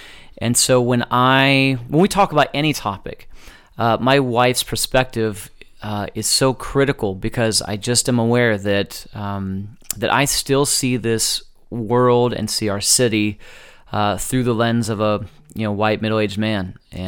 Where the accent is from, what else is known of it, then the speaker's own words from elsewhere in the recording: Fresno, California, United States; And so for me, I grew up in North Fresno, Northwest Fresno primarily.